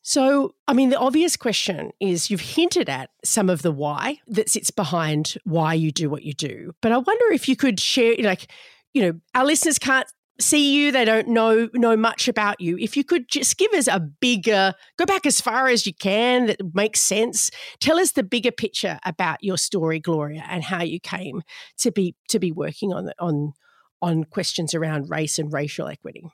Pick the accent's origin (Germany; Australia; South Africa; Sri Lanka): Australia; my home country, Australia